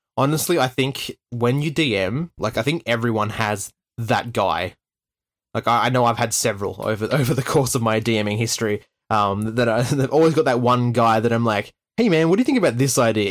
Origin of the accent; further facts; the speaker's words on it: Tasmania, Australia; growing up in Tasmania.